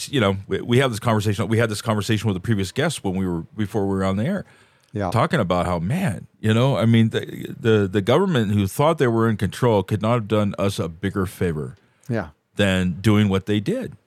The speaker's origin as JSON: {"language": "English", "area": "the Bay Area", "region": "California", "country": "United States", "tie": "born or raised there", "said": "I grew up in the Bay Area"}